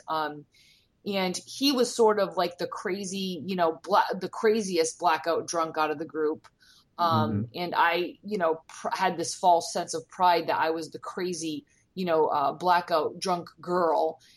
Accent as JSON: {"language": "English", "region": "Rhode Island", "country": "United States", "also_born_or_lived": "Florida", "moved": "as an adult", "said": "I'm from Rhode Island"}